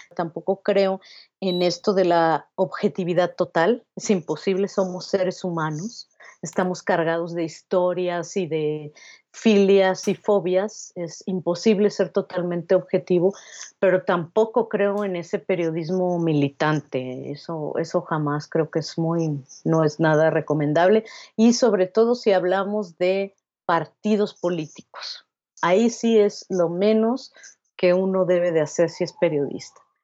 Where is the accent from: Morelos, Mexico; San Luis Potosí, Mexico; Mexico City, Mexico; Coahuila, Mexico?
Mexico City, Mexico; also born or lived in Querétaro; Yo nací aquí en la Ciudad de México